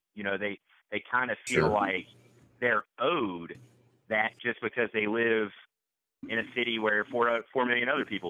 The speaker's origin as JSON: {"language": "English", "region": "West Virginia", "country": "United States", "said": "I'm from a state, you know, I'm from West Virginia."}